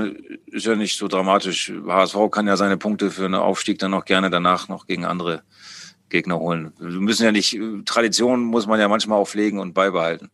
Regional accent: Bremen, Germany; moved away as an adult; also born or lived in Hamburg; now in Osnabrück, Germany; jetzt war ich wieder in meiner, in meiner Heimatstadt, wo ich auch früher, äh, sehr oft im, im Stadion war, ähm, als, als kleiner Jung

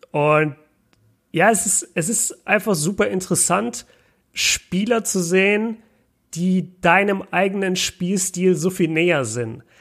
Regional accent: Nuremberg, Bavaria, Germany; als Nürnberger ist das halt ein Riesenthema, weil Bamberg gleich bei uns ist.

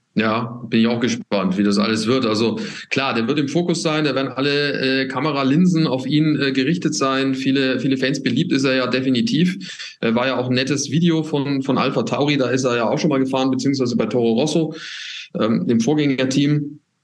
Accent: Nuremberg, Bavaria, Germany; ich komme aus Nürnberg

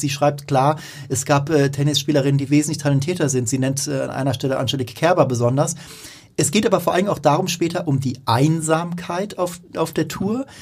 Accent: Baden-Württemberg, Germany; kommen wir ja auch aus der Gegend, aus der äh, Boris Becker und Steffi Graf äh, stammen

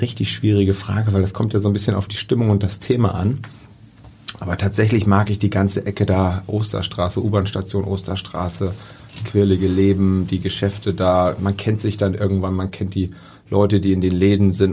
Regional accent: near Rotterdam, South Holland, Netherlands; now in Hamburg, Germany; ich bin in der Nähe von Rotterdam geboren

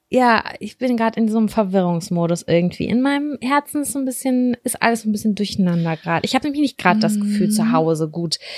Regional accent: Lübbecke, North Rhine-Westphalia, Germany; wir sind in Lübbecke groß geworden. Ich bin Großteil auch in Nettelstedt groß geworden.

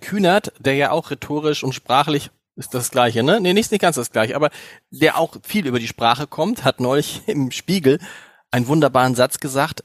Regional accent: Germany; uns denn da hier als Deutsche

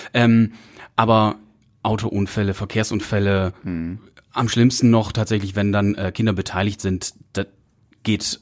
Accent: Münsterland, North Rhine-Westphalia, Germany; Ich komme aus dem Münsterland und da gibt's ja die Freiwillige Feuerwehr, da gibt's mhm. eine Jugendfeuerwehr, da geht man erst mit so mit 10, 12 Jahren rein. Da war ich, äh, bis ich dann irgendwann mit 18 in die aktive Freiwillige Feuerwehr übernommen wurde

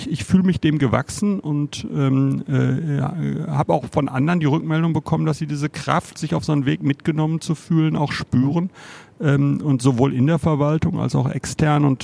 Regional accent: Bochum, North Rhine-Westphalia, Germany; Ich habe immer in Bochum gewohnt, ich komme total aus Bochum.

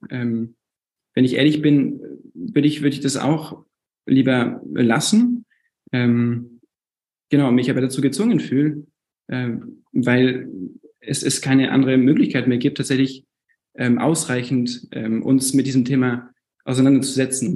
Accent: France; moved away as an adult; now in Munich, Germany; ich bin 24 und bin in München geboren. Ähm, meine Eltern waren zum Studium dort und wir sind dann nach Frankreich umgezogen. Ich bin deswegen zwei, zweisprachig aufgewachsen

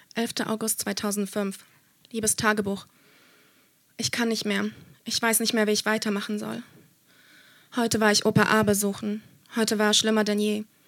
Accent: Germany; ich bin in Deutschland aufgewachsen, aber meine Familie kommt aus Polen

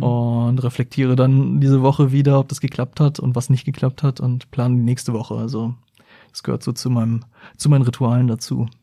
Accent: Hildesheim, Lower Saxony, Germany; also born or lived in Hanover; now in Braunschweig, Germany; Bin dann in Hildesheim aber groß geworden und bin dann von Hildesheim nach Braunschweig gezogen

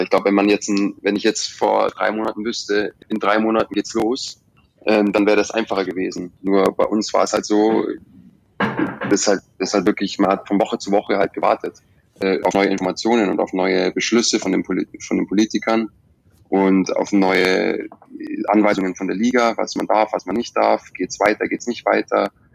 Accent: Germany; moved away as an adult; now in England; wie ich es gewöhnt bin aus Deutschland

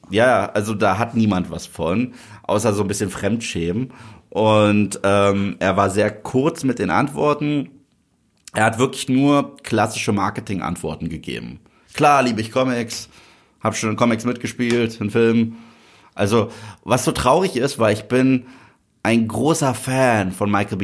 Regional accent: Germany

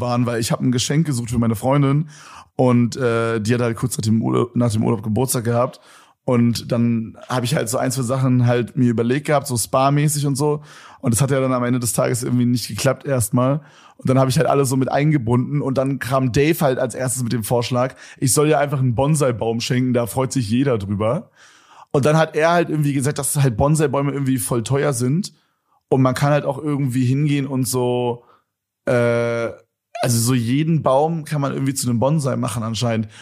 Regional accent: Berlin, Germany; als Berliner

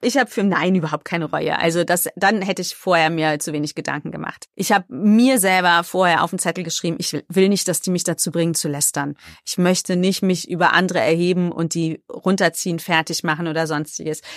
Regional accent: Cologne, North Rhine-Westphalia, Germany; Ich bin ja eigentlich Kölnerin und wir Kölschen haben ja dieses Kölsche Grundgesetz

